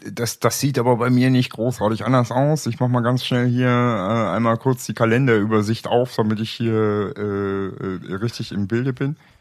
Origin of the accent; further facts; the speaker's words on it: East Germany, Germany; also born or lived in Bavaria; ich bin ja Ostdeutscher und als solches gottverdammter kommunistischer Heide.